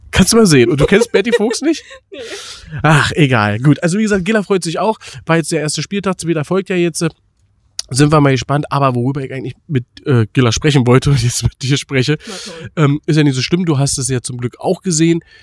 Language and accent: German; Berlin, Germany; für uns als Berliner